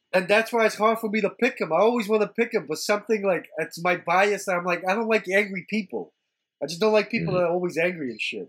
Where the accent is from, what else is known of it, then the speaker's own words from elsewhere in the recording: Long Island, New York, United States; I'm from Long Island